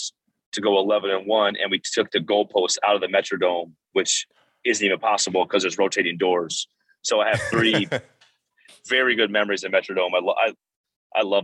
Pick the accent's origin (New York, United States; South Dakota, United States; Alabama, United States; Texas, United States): South Dakota, United States; now in Minnesota, United States; I grew up in South Dakota.